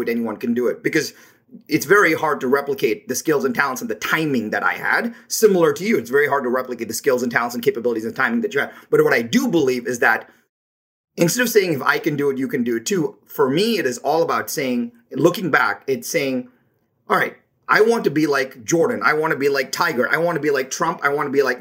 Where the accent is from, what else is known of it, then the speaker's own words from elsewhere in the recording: India; moved away as an adult; now in United States; I was born in India